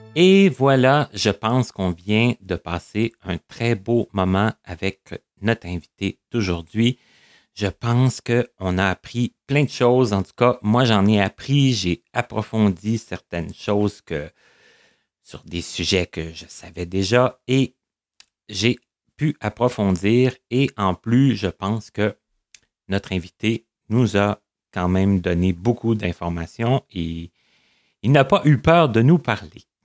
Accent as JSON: {"language": "French", "area": "Abitibi", "region": "Quebec", "country": "Canada", "moved": "yes", "said": "je viens de l'Abitibi"}